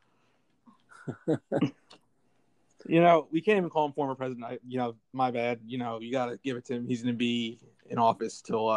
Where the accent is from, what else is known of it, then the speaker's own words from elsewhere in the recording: United States; as an American public